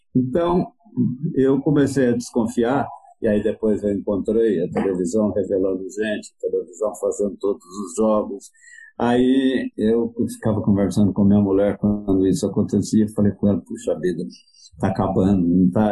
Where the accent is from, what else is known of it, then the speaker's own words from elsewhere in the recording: Itumirim, Minas Gerais, Brazil; moved away; also born or lived in Lavras / São Paulo; Eu morava numa cidade que, onde eu nasci, que se chama Itumirim, e que devia ter, na época, mil habitantes